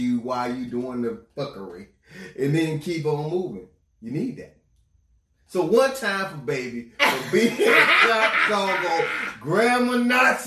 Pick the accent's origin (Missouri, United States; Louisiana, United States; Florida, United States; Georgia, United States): Florida, United States; I'm from Florida.